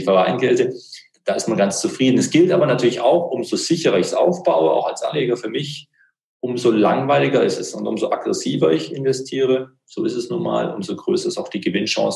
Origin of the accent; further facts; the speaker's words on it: Baden-Württemberg, Germany; Ich bin da als Schwabe